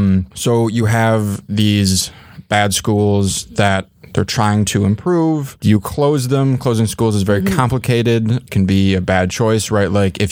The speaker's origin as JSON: {"language": "English", "area": "near Ann Arbor", "region": "Michigan", "country": "United States", "tie": "born or raised there", "said": "Yes, I grew up near Ann Arbor and went to school there"}